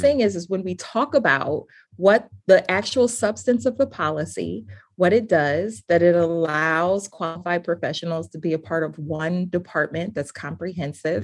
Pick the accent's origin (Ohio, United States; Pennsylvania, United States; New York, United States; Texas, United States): Ohio, United States; Cleveland; moved away; a person born and raised in Cleveland